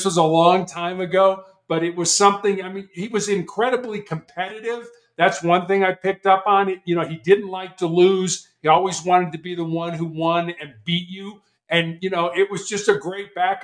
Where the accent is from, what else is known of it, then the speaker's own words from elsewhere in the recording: Chicago, Illinois, United States; I was born and raised in Chicago, Illinois